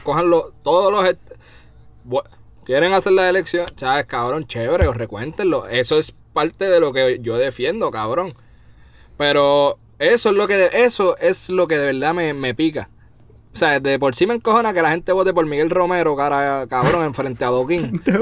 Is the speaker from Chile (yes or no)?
no; Puerto Rico; moved away; soy puertorriqueño